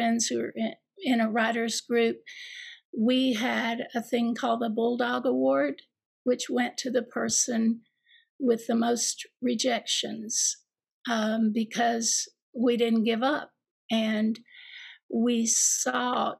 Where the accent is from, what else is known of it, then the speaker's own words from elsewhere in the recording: Eastern Kentucky, United States; growing up in Eastern Kentucky to teaching and being a mother